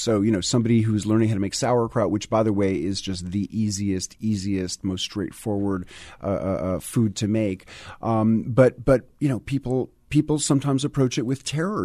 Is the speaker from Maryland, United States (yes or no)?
no; New York City, New York, United States; moved away as an adult; now in Tennessee, United States; I, grew up in New York City